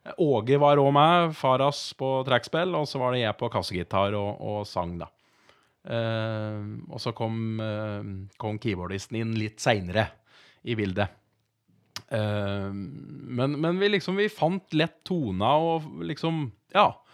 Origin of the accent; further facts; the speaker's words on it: Moelv, Innlandet, Norway; also born or lived in Raufoss; jeg bor jo i Moelven og er oppvokst inn